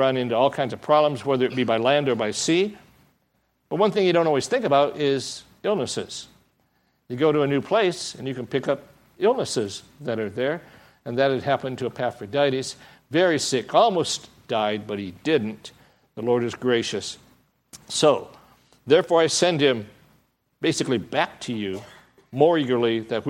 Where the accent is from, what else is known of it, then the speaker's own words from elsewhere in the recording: Michigan, United States; now in Southern California, United States; I come from Michigan